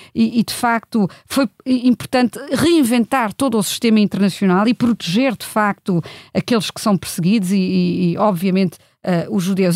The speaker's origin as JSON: {"language": "Portuguese", "country": "Germany", "tie": "born or raised there", "moved": "yes", "lives_now": "Portugal", "said": "eu cresci na Alemanha e nos anos 80 andava eu na escola"}